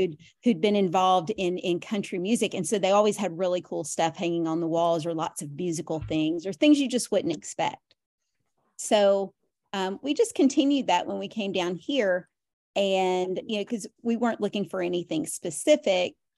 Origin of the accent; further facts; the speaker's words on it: Nashville, Tennessee, United States; moved away as an adult; now in Tampa Bay area, United States; we lived in Nashville for, um, I'd lived there most of my life until the last couple of years